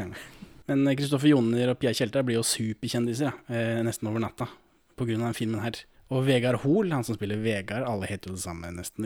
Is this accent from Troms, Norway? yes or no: no; Moss, Østfold, Norway; Jeg er jo fra Moss